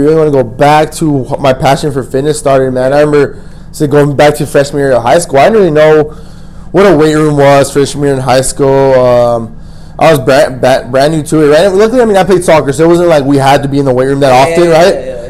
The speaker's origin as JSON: {"language": "English", "town": "El Paso", "region": "Texas", "country": "United States", "tie": "born or raised there", "also_born_or_lived": "Austin, Texas / Oklahoma", "said": "I'm from El Paso. Born and raised, bro. And then I moved out of El Paso for college."}